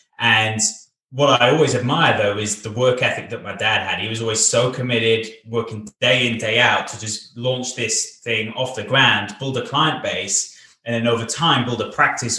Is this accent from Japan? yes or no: no; Bath, South West England, United Kingdom; now in Wales; And we moved from Bath, my home city in England. We moved over to Wales. So over to Cardiff in Wales, the capital city of Wales